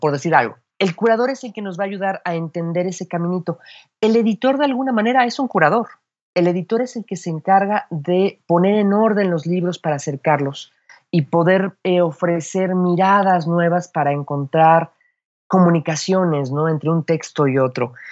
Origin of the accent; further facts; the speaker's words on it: Mexico City, Mexico; accent: chilango; el chilango, todos hablamos como película de, Pedro Infante